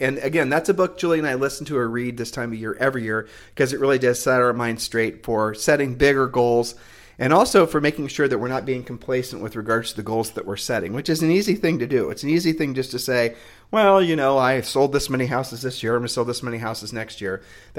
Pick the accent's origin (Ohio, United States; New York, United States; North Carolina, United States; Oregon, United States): Ohio, United States; We're from Ohio, so... I mean, you know, God bless Ohioans because we are ultimately Ohioans, you know, because that's where we're from.